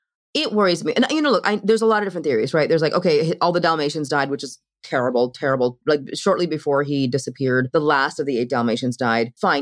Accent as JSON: {"language": "English", "country": "Ireland", "said": "I'm Irish. It's fine."}